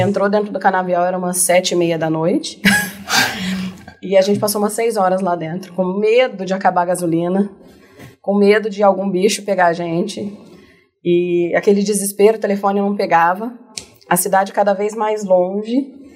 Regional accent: Barretos, São Paulo, Brazil; eu sou de Barretos, né? Nascida e uhum. criada em Barretos

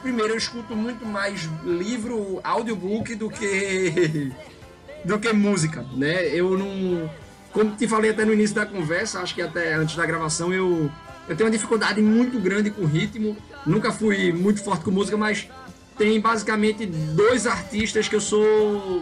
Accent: Recife, Pernambuco, Brazil; eu cresci aqui em Recife

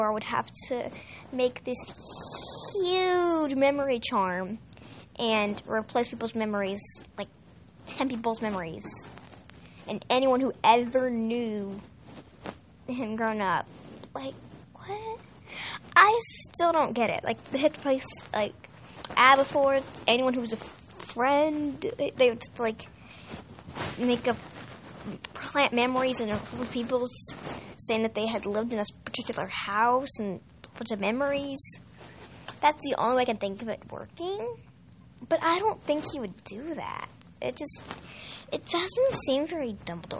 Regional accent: United States; I'm American

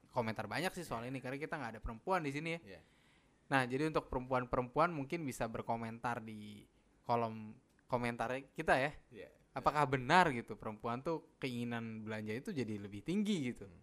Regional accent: Sumatra, Indonesia; now in Jakarta, Indonesia; di kampung halaman gua udah nggak ada keluarga gua gitu rata-rata udah pindah ke Jakarta atau ke daerah lain jadi nggak ada keharusan untuk pulang ke Sumatera sih kalau gua gitu.

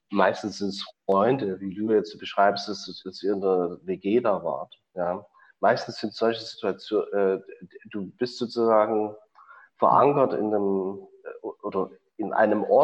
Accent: Chemnitz, Saxony, Germany; in Chemnitz gab es äh, gab's eine schöne große Tradition, wo ich groß geworden bin, von Autodidakten

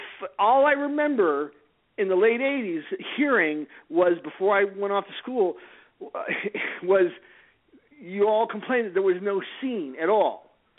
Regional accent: Salt Lake City, Utah, United States; moved away; I grew up in Salt Lake City

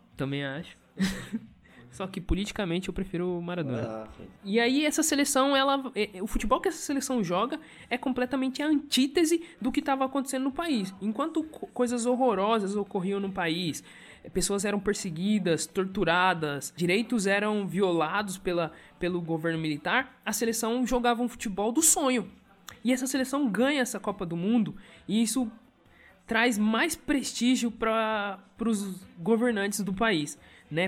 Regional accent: Brazil; ele pertence à nossa cultura, né? enquanto brasileiros

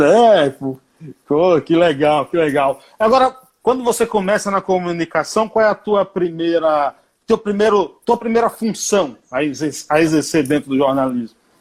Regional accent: Paiaiá, Bahia, Brazil; em homenagem à minha terra, onde eu nasci

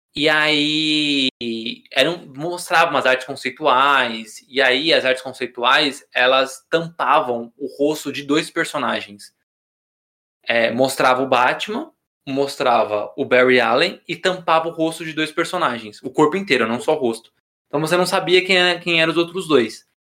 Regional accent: Brazil; eu que sou brasileiro

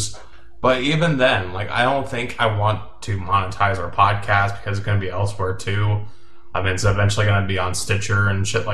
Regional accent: United States; we're American.

